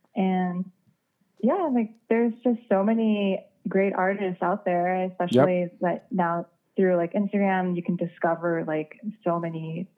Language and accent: English; South Korea; I loved, reading, you know, manga comics, like growing up in Korea. And, I would always like, go back to Korea in the summers